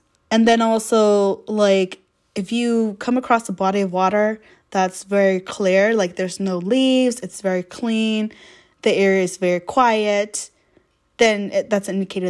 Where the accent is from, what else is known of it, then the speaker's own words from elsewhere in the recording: United States; growing up in America